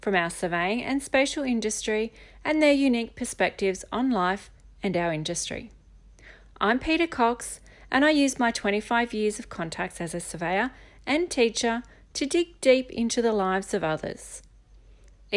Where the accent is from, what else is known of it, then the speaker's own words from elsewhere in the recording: Jervis Bay, Australia; I grew up down in Jervis Bay